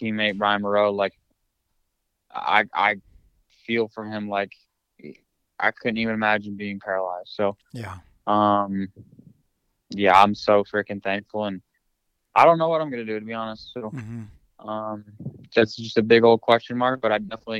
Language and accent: English; New Jersey, United States; moved away as an adult; move back home to my hometown in Jersey